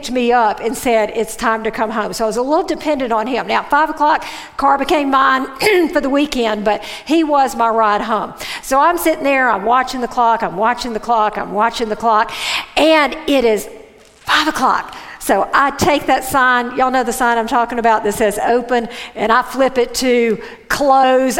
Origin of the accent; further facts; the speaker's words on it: Mississippi, United States; I grew up in Mississippi